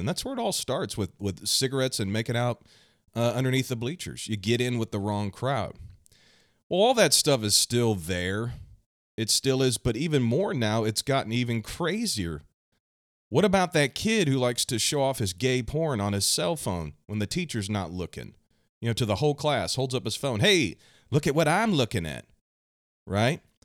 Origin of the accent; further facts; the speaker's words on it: Kansas City, Missouri, United States; I'm from the United States, right here in the heartland, the Midwest, Kansas City, Missouri.